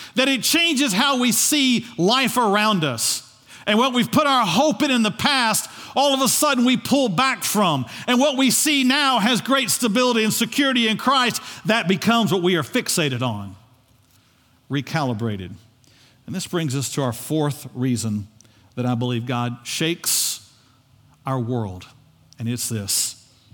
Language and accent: English; United States; we, as American citizens, have a right